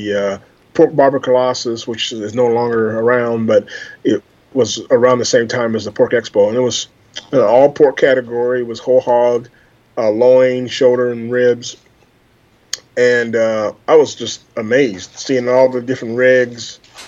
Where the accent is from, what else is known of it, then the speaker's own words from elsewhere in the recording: Des Moines, Iowa, United States; I'm from Des Moines, Iowa, born and raised.